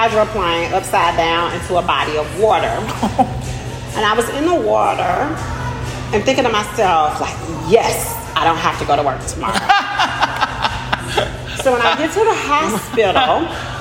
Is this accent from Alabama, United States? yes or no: yes; Birmingham, Alabama, United States; now in Asheville, United States; I am originally from Birmingham, Alabama